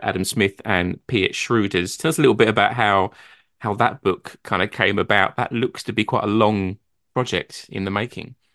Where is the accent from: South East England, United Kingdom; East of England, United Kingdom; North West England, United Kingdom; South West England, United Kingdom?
East of England, United Kingdom; Brentwood; I'm from Brentwood in Essex, which is not far from London.